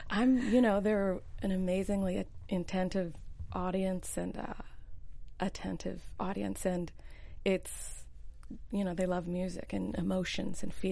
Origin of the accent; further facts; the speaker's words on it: Kansas City, Missouri, United States; now in Los Angeles, United States; I'm from Kansas City